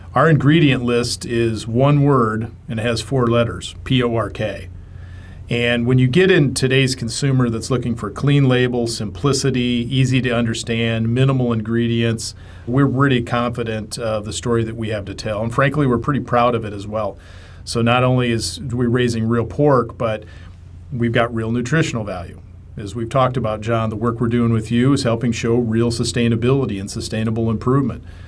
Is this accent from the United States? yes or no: yes; Midwest, United States; growing up in the Midwest